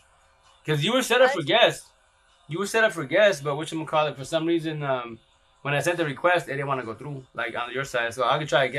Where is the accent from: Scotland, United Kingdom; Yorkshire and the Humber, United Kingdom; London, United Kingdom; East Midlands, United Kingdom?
London, United Kingdom; We're from London.